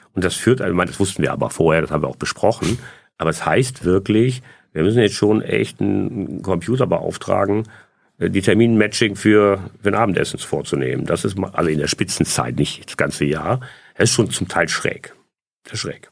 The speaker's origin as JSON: {"language": "German", "town": "Essen", "region": "North Rhine-Westphalia", "country": "Germany", "tie": "born or raised there", "said": "Ich bin in Essen-Stehle geboren und in Essen-Überruhr aufgewachsen"}